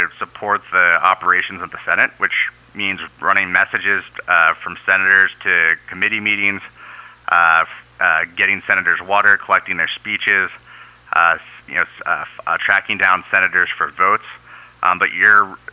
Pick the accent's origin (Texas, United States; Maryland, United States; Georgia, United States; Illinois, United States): Maryland, United States; Baltimore; moved away as an adult; also born or lived in New Orleans, Louisiana; now in San Francisco, United States; originally from the East Coast, Baltimore, Maryland